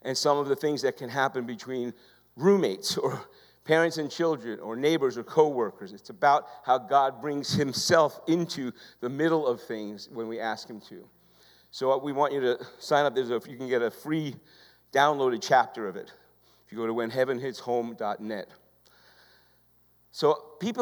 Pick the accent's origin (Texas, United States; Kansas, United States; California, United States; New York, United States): New York, United States; I'm from New York.